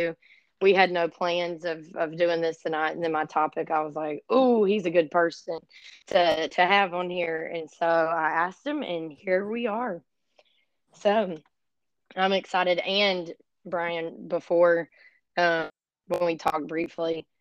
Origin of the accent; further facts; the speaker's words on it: Florida, United States; I'm from Florida and I live, pretty much in the Apalachicola National Forest